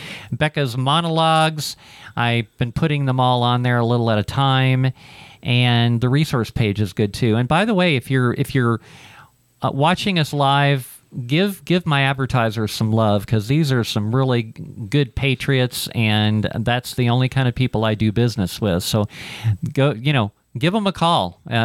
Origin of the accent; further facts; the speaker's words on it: Ohio, United States; moved away; I'm from Ohio